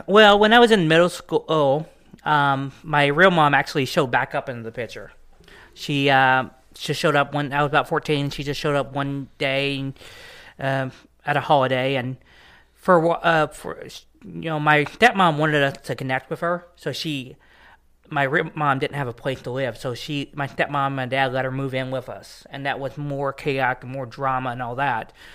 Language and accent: English; East Texas, United States; also born or lived in Dallas, Texas; now in Carthage, Missouri, United States; I was born and raised in Dallas, Texas, and then I, uh, moved to East Texas, um, when I was a little kid.